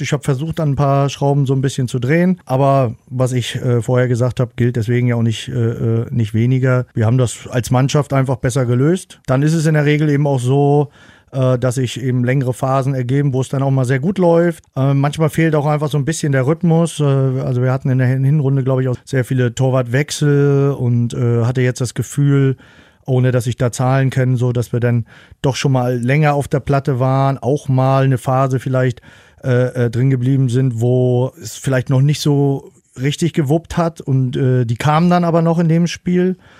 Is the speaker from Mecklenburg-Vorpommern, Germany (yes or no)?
yes; Rostock, Mecklenburg-Vorpommern, Germany; in meiner Heimatstadt auch noch, also in Rostock